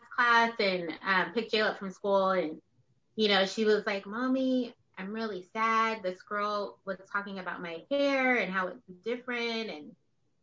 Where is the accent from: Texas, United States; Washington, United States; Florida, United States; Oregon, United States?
Oregon, United States; West Linn; growing up in West Lynn.